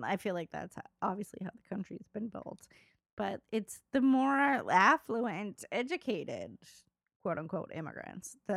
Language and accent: English; United States; I'm an American